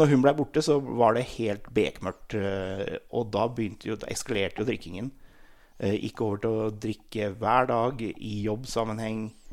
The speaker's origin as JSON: {"language": "Norwegian", "town": "Sætre", "region": "Buskerud", "country": "Norway", "tie": "born or raised there", "said": "jeg kommer fra Seter i Hurum, eller Hurumlandet som det heter, som er rett utenfor Oslo. Jeg er født og oppvokst"}